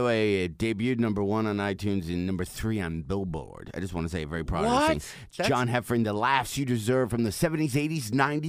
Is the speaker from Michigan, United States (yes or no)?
yes; Detroit, Michigan, United States; moved away; also born or lived in Chicago / Los Angeles; was always like from Detroit. Then I moved to Chicago